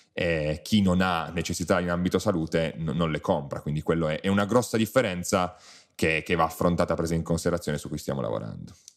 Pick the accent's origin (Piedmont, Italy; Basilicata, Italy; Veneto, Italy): Piedmont, Italy; da buon piemontese bevo vini, bevo vini piemontesi